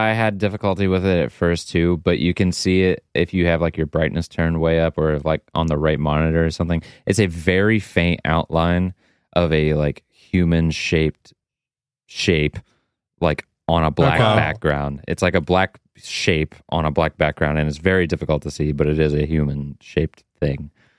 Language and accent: English; New Jersey, United States; Hey, I'm from Jersey and I can't turn left legally.